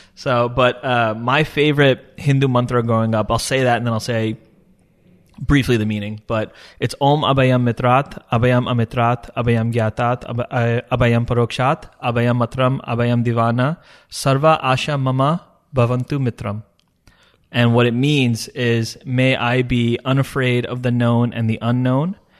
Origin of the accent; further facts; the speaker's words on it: Long Island, New York, United States; also born or lived in Dubai; State University of Stony Brook on Long Island, uh, near where I grew up